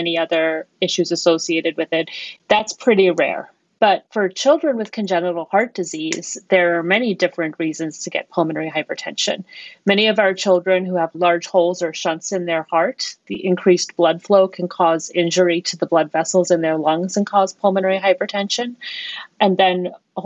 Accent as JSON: {"language": "English", "region": "Colorado", "country": "United States", "also_born_or_lived": "Baltimore, Maryland / New York", "moved": "as an adult", "said": "I am from Colorado"}